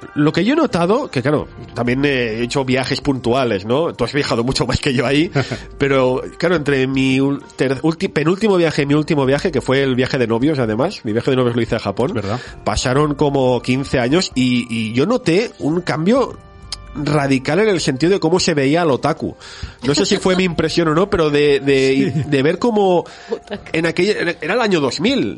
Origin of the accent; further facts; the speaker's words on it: Barcelona, Catalonia, Spain; soy un chico de Barcelona que nació el año 81